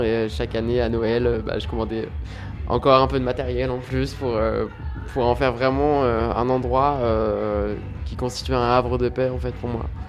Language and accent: French; Rouen, Normandy, France; je viens de Rouen